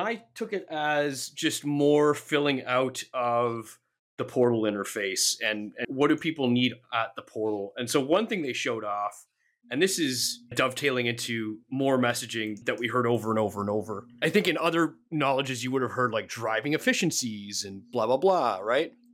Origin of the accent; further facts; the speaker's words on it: Canada; I am Canadian